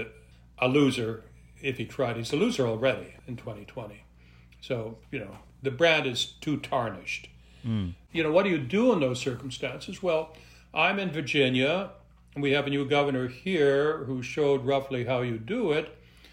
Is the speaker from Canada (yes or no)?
yes; Montreal, Quebec, Canada; also born or lived in Western Canada; now in United States; I'm originally from Montreal